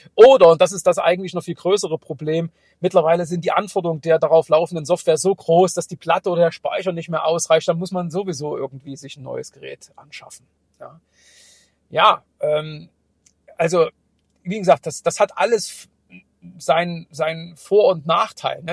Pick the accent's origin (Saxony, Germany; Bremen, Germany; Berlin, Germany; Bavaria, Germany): Saxony, Germany; Saxony / East Germany, Germany; accent: Saxon; wie man sicherlich auch aus meinem leicht verschwamm-, äh, verschwommenen, äh, sächsischen Dialekt, äh, raushören kann, Äh, bin ich auch im Osten groß geworden